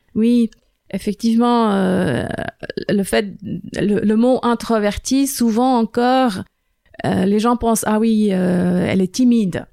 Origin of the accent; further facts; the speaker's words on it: Bern, Switzerland; French is a second language; moved away as an adult; now in Lausanne, Switzerland; je suis née à Berne, grandi à Berne